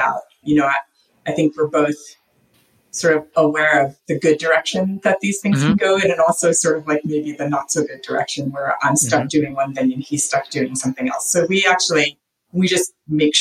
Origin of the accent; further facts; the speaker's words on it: East Coast, United States; what I grew up with on the East Coast